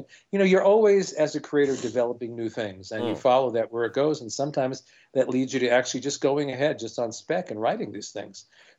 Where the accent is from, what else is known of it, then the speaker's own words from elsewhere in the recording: New York City, New York, United States; This is growing up in Brooklyn.